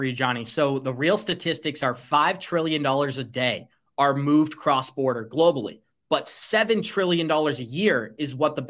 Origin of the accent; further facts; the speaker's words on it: United States; as an American here